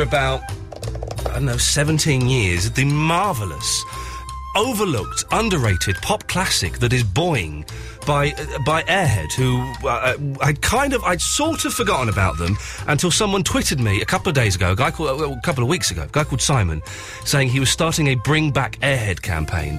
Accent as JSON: {"language": "English", "town": "Slough", "region": "South East England", "country": "United Kingdom", "tie": "born or raised there", "said": "I grew up in Slough"}